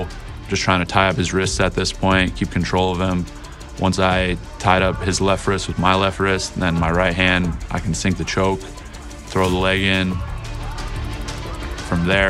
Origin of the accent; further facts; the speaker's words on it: State College, Pennsylvania, United States; I'm a middleweight, and I'm from State College, Pennsylvania.